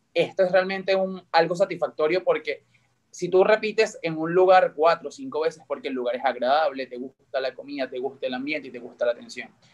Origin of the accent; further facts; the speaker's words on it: Valles del Tuy, Miranda, Venezuela; moved away as an adult; now in Dominican Republic; yo soy del estado Miranda, eh, específicamente de los valles del Tuy